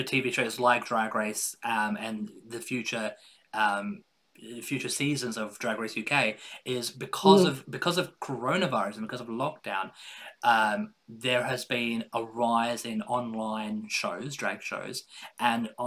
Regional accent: Adelaide, South Australia, Australia; I was born and raised in Adelaide in Australia

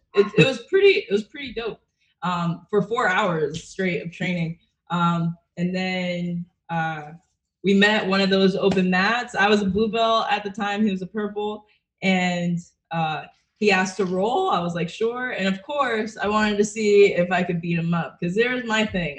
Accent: Connecticut, Massachusetts area, New England, United States; also born or lived in Brooklyn, New York; now in Florida, United States; I'm from Connecticut, Massachusetts area.

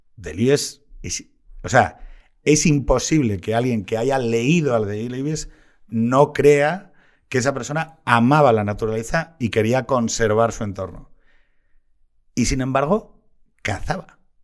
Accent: Asturias, Spain; como asturiano

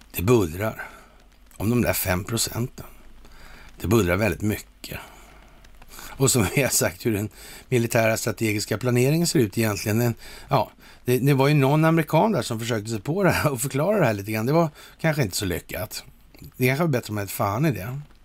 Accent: Sweden; här hemma i Sverige

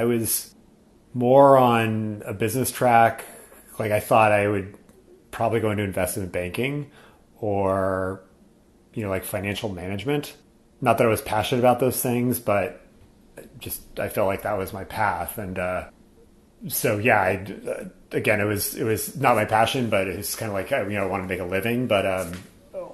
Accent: California, United States; I was born in California

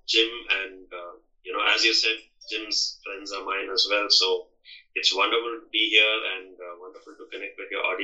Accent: Bangalore, Karnataka, India; I hail from Bangalore, which is in the southern area of India

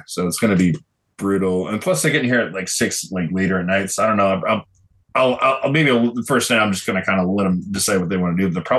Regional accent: Illinois, United States; born there; Oh, I was not. I was born in Illinois, dude.

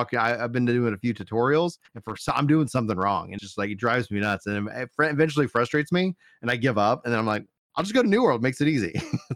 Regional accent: Fort Worth, Texas, United States; accent: Central Texas; I got my Tech Central accent

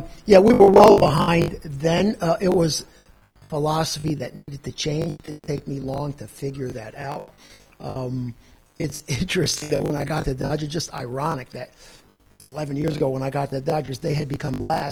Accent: New Jersey, United States; We're both from New Jersey

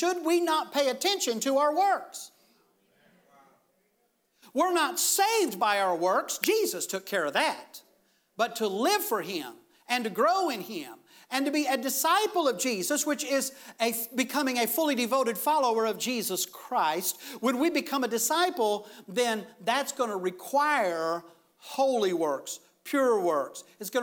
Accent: United States; I'm thankful that I'm an American.

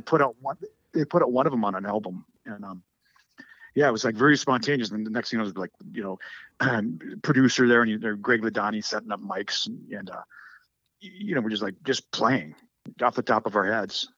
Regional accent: United States; I am American

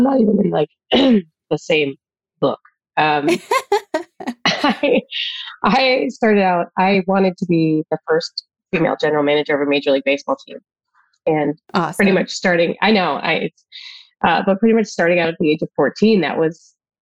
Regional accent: Jamestown, New York, United States; moved away; also born or lived in Detroit; I grew up outside Buffalo, New York, in a town called Jamestown, New York

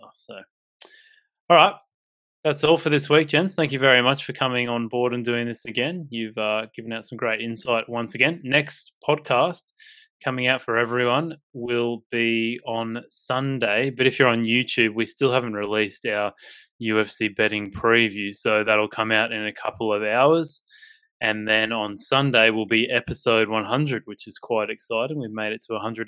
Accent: Gold Coast, Queensland, Australia; here's my hometown, gents, if you're interested. Here's the lovely Gold Coast.

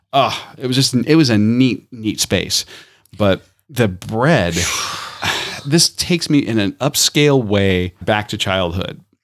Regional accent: Tampa, Florida, United States; growing up in Tampa

